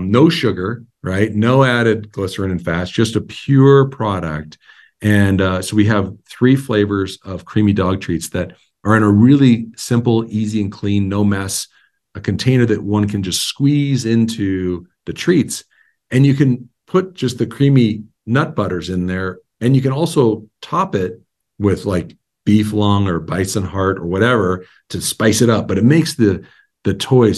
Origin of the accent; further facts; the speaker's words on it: Montana, United States; I was born and raised in Montana. My family's all here